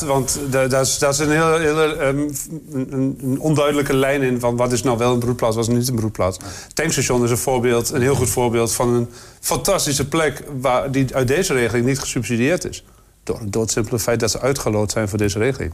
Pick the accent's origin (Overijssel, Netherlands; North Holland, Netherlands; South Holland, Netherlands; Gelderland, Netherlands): Overijssel, Netherlands; Twente; als Twentenaar